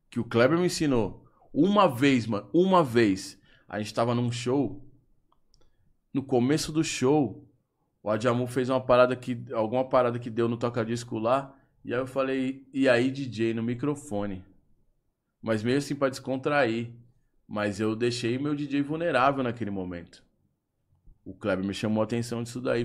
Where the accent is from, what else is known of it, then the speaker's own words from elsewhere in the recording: Brazil; sou do Brasil